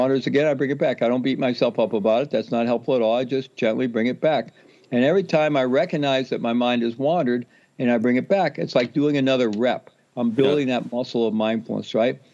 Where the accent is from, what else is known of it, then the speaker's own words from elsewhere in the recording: the Midwest of the U.S., United States; I grew up Roman Catholic in the Midwest of the U.S.